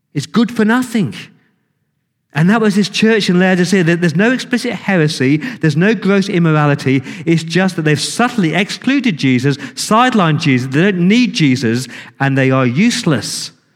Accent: England, United Kingdom; I'm English

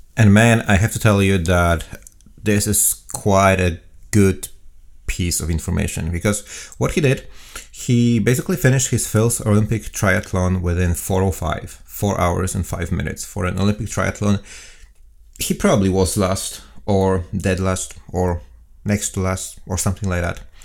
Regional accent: Poland; now in Auckland, New Zealand; I'm from Poland.

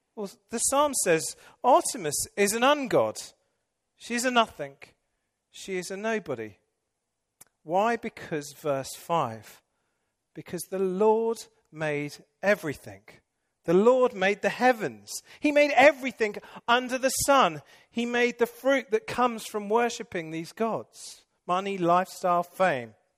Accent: England, United Kingdom; moved away; I'm English

